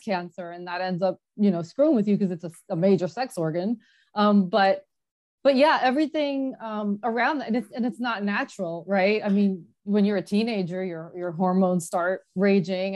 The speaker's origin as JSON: {"language": "English", "region": "New Jersey", "country": "United States", "tie": "born or raised there", "also_born_or_lived": "Los Angeles", "moved": "as an adult", "lives_now": "California, United States", "said": "We were born and raised in Jersey"}